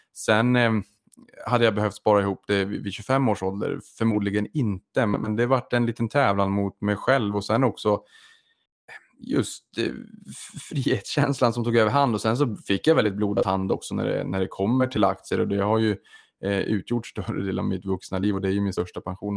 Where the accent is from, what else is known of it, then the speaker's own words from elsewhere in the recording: Boden, Norrbotten County, Sweden; jag kommer från Boden, från Norrbotten